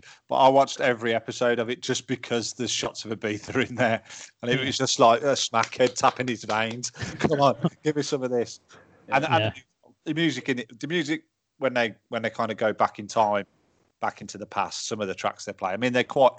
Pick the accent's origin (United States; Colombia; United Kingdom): United Kingdom; Birmingham, West Midlands; also born or lived in Manchester